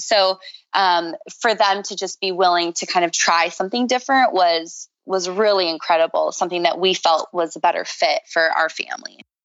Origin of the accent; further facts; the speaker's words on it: Minnesota, United States; now in Venice, California, United States; I grew up in Minnesota